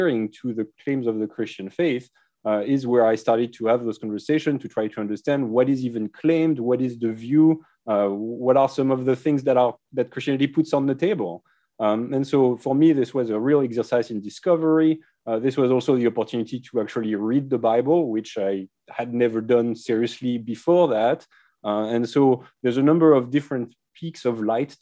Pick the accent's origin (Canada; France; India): France; accent: French; English is a second language; moved away as an adult; so I grew up in France, as my accent readily betrays. I was in France until I was 25